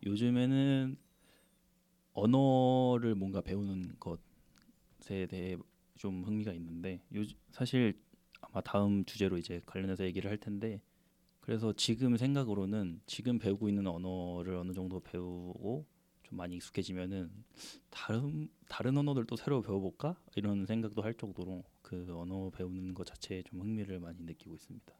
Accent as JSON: {"language": "Korean", "country": "South Korea", "said": "토종 한국인 입장에서"}